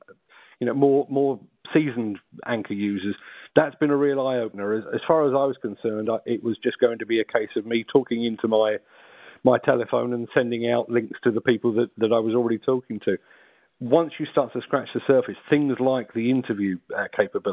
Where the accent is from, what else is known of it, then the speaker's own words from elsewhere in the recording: London, United Kingdom; accent: South London; my South London accent